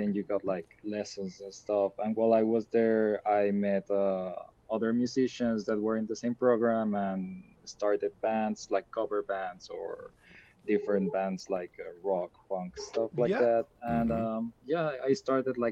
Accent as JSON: {"language": "English", "country": "Ecuador", "said": "I'm from Ecuador"}